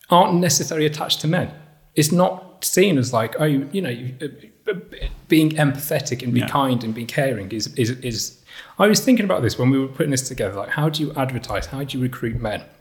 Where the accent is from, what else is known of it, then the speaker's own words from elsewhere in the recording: Rotherham, Yorkshire and the Humber, United Kingdom; born there; I was born in Rotherham. I was made, but in, I was made in Kirklees.